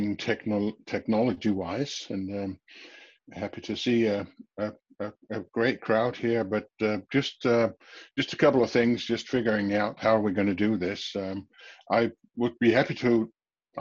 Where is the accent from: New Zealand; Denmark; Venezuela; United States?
Denmark; I'm from Denmark, speaking from Denmark now, my home office